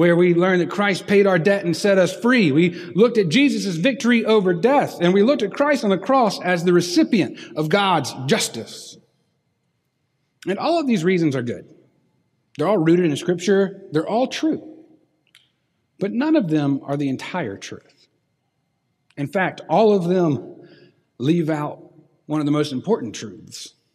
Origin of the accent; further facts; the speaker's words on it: Dothan, Alabama, United States; growing up in Dothan in the 1990s